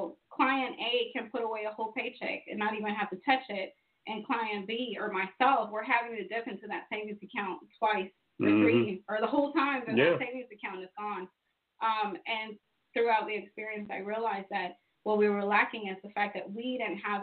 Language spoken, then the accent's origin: English; Fort Valley, Georgia, United States; I grew up in Fort Valley